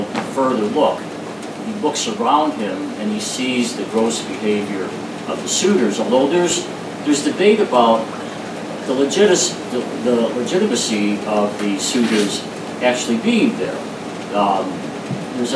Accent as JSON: {"language": "English", "town": "Chicago", "region": "Illinois", "country": "United States", "tie": "born or raised there", "said": "being born and raised in Chicago, many of our family's good friends were Greeks."}